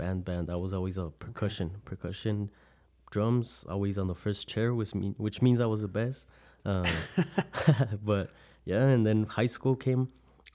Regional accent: El Paso, Texas, United States; I was born and raised here in El Paso, Texas

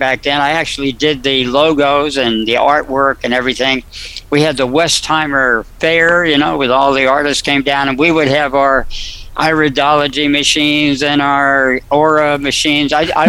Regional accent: New Jersey, United States; also born or lived in Fairview, New Jersey / Dumont, New Jersey / Upper Saddle River, New Jersey; I was in New Jersey. Let's see, Fairview, maybe one of those. I lived in Dumont, Fairview.

